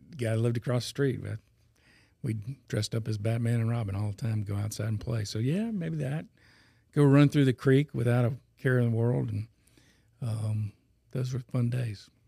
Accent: Baton Rouge, Louisiana, United States; also born or lived in Atlanta / North Carolina / New Orleans; I was born and raised in Baton Rouge

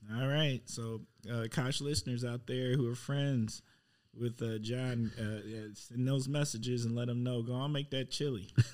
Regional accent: Milwaukee, Wisconsin, United States; moved away; I'm from Milwaukee.

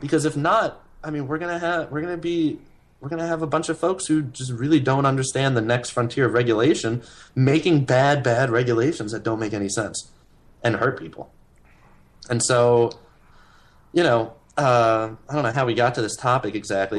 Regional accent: New York City, New York, United States; I grew up in Manhattan. I was born in Manhattan.

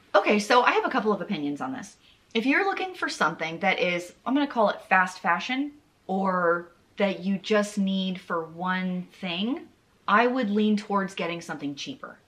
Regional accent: the South, United States; I'm from the South

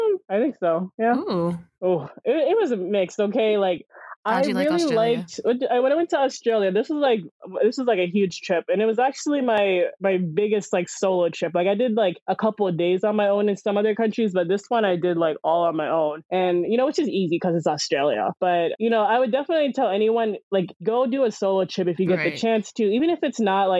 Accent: United States; I'm American

